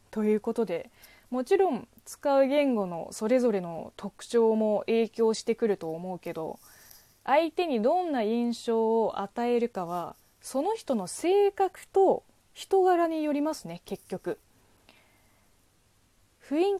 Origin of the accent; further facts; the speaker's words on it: China; first language Chinese; Japanese is a second language; moved away as an adult; now in Japan; なので、私、中国人、 … がどんどん成長していく姿をぜひ見守ってください。